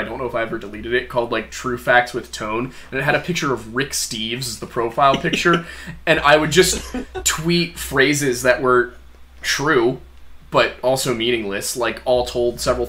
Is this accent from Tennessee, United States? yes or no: no; Chester County, Pennsylvania, United States; We're from Chester County.